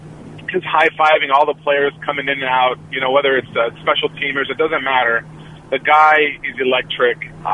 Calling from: Oakland, California, United States; from Oakland.

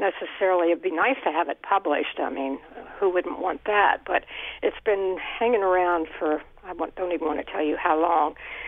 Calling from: Bethlehem, United States; Oh, all right. I'm from Bethlehem

